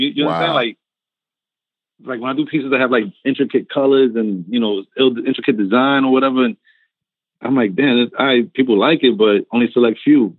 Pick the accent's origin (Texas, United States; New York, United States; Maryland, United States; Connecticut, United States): New York, United States; growing up in New York